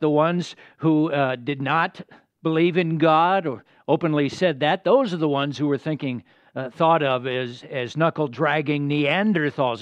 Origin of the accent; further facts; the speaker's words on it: United States; As American citizens